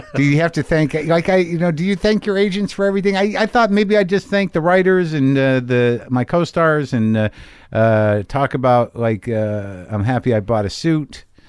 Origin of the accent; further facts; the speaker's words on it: New Mexico, United States; I grew up in New Mexico.